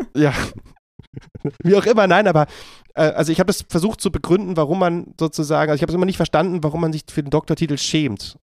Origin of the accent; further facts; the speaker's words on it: Berlin, Germany; ich bin ähm, ja in Berlin aufgewachsen, geboren und äh, lebe hier immer noch